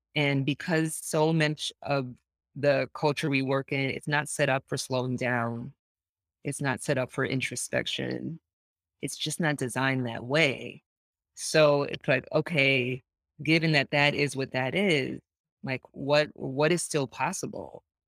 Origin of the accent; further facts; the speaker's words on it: New York, United States; I grew up in Lower East Side of New York